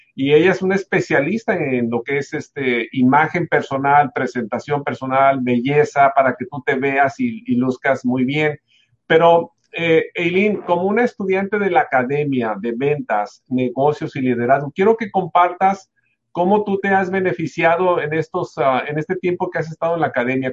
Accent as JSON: {"language": "Spanish", "country": "Mexico", "said": "en México yo soy mexicano"}